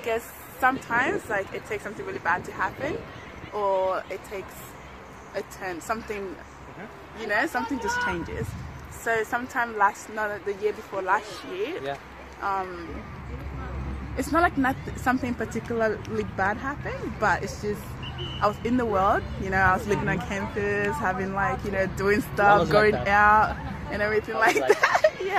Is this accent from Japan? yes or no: no; Togo; also born or lived in Ghana; I was born in Ghana, but I'm actually from Togo. Because my friends are from Togo, so I'm Togolese.